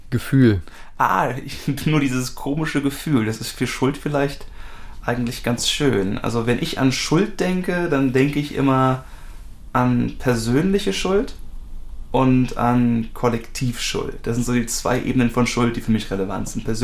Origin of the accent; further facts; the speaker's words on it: Germany; Deutschland ist schuld, ich bin Deutscher, ich bin in dritter Generation, wie auch immer.